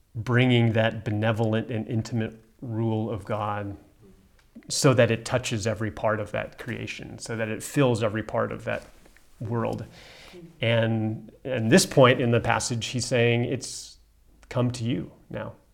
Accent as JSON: {"language": "English", "country": "United States", "moved": "yes", "lives_now": "South Africa", "said": "as an American"}